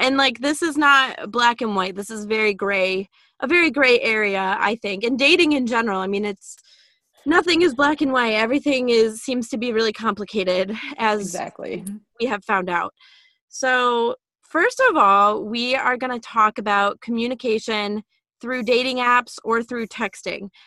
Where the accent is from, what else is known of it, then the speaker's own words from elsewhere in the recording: Illinois, United States; moved away as an adult; also born or lived in Massachusetts; we're both from Illinois